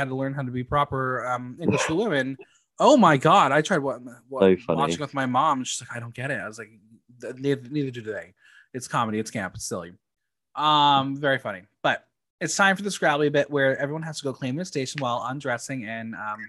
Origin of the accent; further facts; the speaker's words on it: United States; I'm American